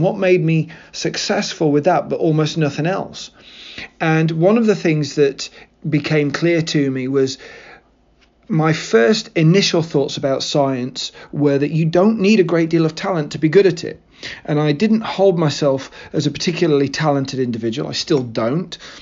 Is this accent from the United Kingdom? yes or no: yes; Mansfield, East Midlands, United Kingdom; born or raised there